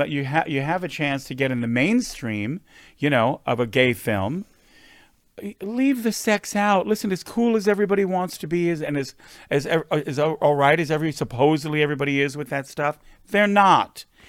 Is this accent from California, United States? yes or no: yes; West Hollywood, California, United States; Listen, we live in West Hollywood. We grew up here in West Hollywood.